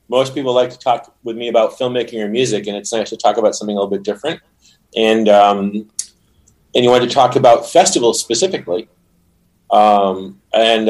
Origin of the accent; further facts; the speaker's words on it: Rhode Island, United States; I am from Rhode Island.